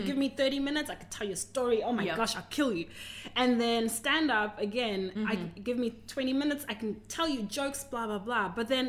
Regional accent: Zimbabwe; now in Australia; Oh, I came from Zimbabwe to Australia.

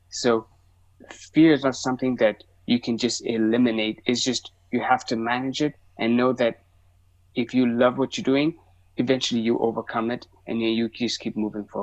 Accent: Zimbabwe; English is a second language; also born or lived in South Africa / Ethiopia; So I'm Ethiopian from East Africa. That's but I grew up in like Zimbabwe, South Africa. Uh, um, so that's so that's where I'm from. That's where my family is, and so I go visit.

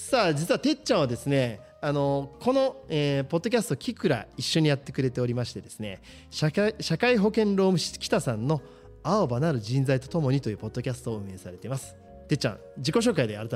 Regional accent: Shimizu, Shizuoka, Japan; 僕もこの清水に生まれ育って

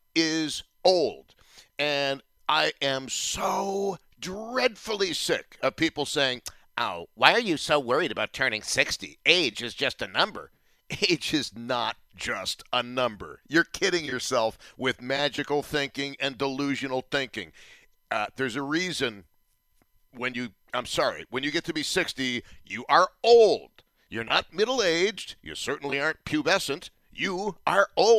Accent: Buffalo, New York, United States; also born or lived in Tampa / St. Louis; I am thrilled to be doing talk radio in my hometown at the preeminent news talk radio station in the market, and for having done it for so long.

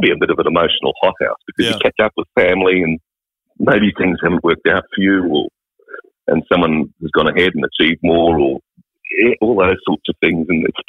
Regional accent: Redcliffe, Queensland, Australia; moved away; I know where I come from. I come from Redcliffe.

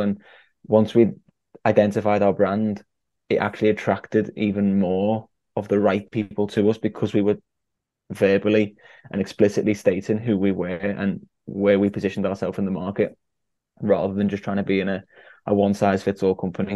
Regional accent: Liverpool, North West England, United Kingdom; my hometown of Liverpool

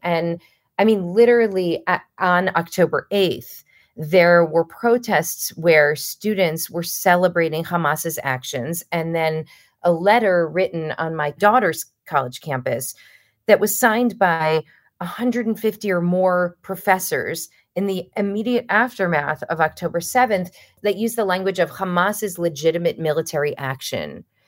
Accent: United States; also born or lived in Los Angeles; an American Jew who frankly came from a position of relative privilege

